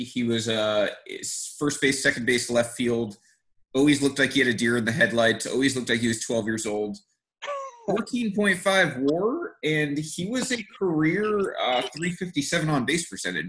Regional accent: New Jersey, United States; moved away; I grew up in New Jersey, and I grew up a massive Trent and Thunder fan, which is like 20 minutes from my house.

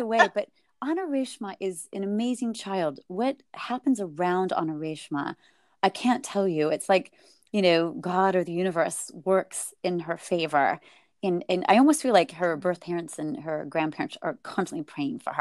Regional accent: Silicon Valley, California, United States; I was raised in Silicon Valley

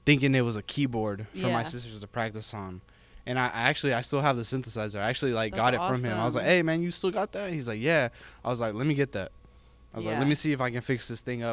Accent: California, United States; moved away; I grew up in California, right? So like we didn't do two-step over there

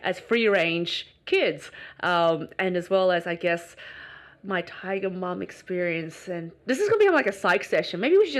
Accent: Australia; also born or lived in China; I was born in China. But how old were you? I was about 6 and a half when I came to Australia.

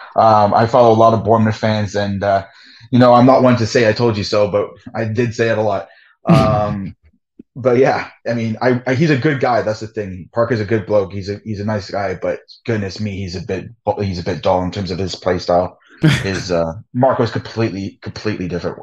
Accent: Hamilton, Ontario, Canada; also born or lived in England; I am from Hamilton, Ontario, Canada

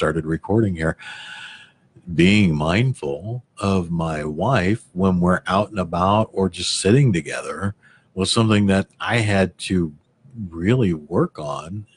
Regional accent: Missouri, United States; I grew up in Missouri

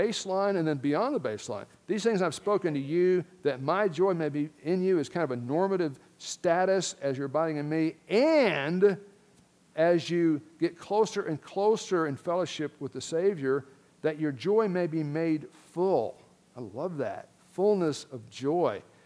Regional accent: Miami, Florida, United States; I grew up in Miami, Florida, elementary school.

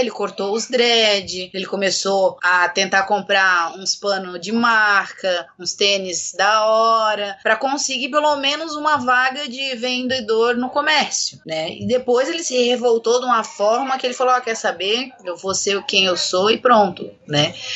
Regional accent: Blumenau, Santa Catarina, Brazil; moved away as an adult; now in Florianópolis, Brazil; Eu sou nascida e criada em Blumenau

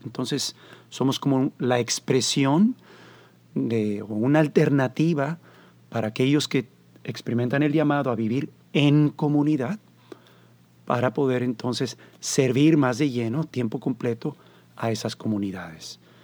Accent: Monterrey, Nuevo León, Mexico; moved away; also born or lived in Mexico City / United States / Costa Rica; Soy Montano. Nací aquí, aunque todo el mundo cree que soy chilango porque viví 10 años en el Distrito Federal

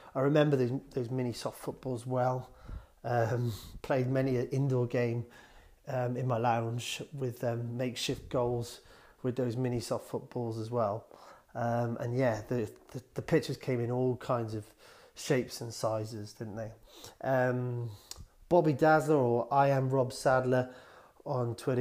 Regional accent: Wales, United Kingdom; I'm from Welsh, very proud of being Welsh

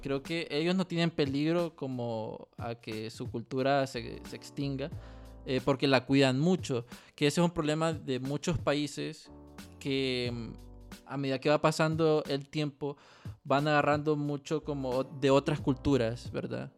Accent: Honduras; como muchos hondureños

